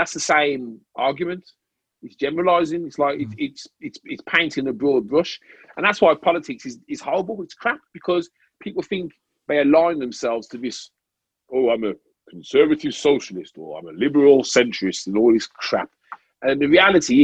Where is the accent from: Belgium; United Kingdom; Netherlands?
United Kingdom; we grew up in Britain.